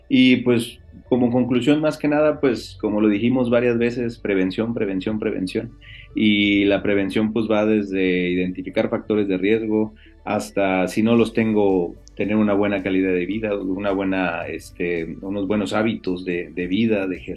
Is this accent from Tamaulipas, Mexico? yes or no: yes; Tamaulipas, Mexico; soy de, Tamaulipas.